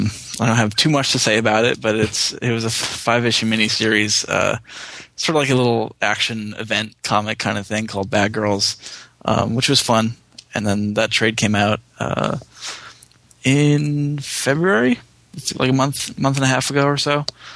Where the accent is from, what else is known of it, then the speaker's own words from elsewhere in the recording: Massachusetts, United States; now in Los Angeles, United States; I'm from Massachusetts, like 40 minutes outside of upstate New York. But my mom's from Brooklyn, and so it's always been a part of our family. We have lots of family down in Long Island and in the city.